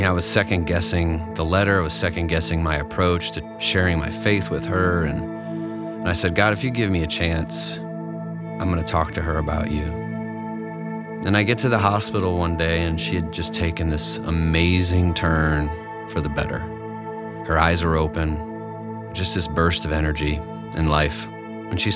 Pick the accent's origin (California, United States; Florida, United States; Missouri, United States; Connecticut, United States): Connecticut, United States; I grew up in Connecticut